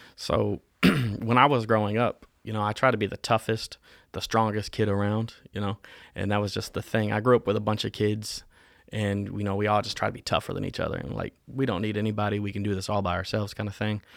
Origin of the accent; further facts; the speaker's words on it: Winston-Salem, North Carolina, United States; also born or lived in Augusta, Georgia / Saint Paul, Minnesota; We lived in North Carolina from the age that I was three till now. I still live in Winston-Salem.